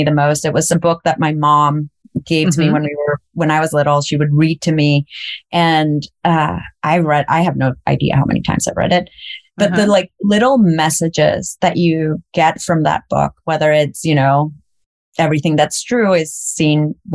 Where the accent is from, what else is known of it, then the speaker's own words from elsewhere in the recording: El Salvador; moved away; I grew up in El Salvador through the war.